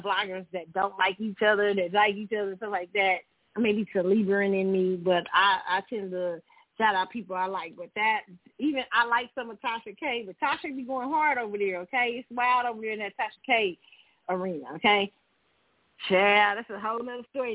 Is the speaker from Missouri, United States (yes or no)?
yes; Kansas City, Missouri, United States; Kansas City, my hometown